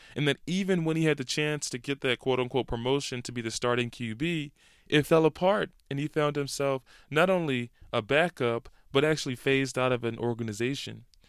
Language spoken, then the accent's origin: English; Philadelphia, Pennsylvania, United States; I grew up in Idaho from the great city of Philadelphia, Pennsylvania